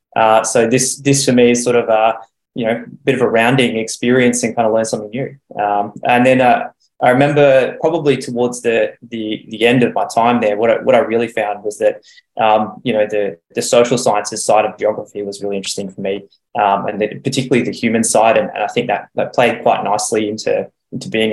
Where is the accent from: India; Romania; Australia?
Australia; Adelaide, South Australia; I grew up in Adelaide, and my family are all still based there